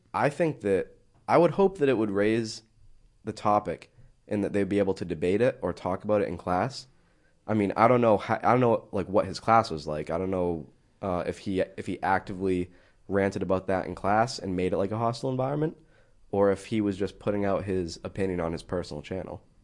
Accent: New England, United States; I'm from New England.

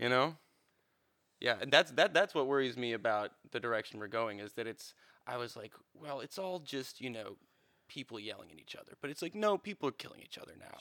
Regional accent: Cleveland, Ohio, United States; I'm from Cleveland.

